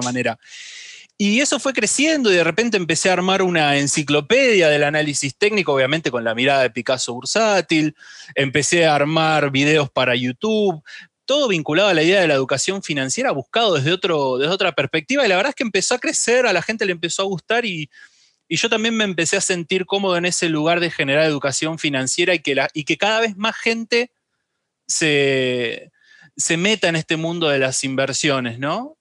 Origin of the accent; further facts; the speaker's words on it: Argentina; la Argentina, que es donde, de donde soy, donde vivo y todo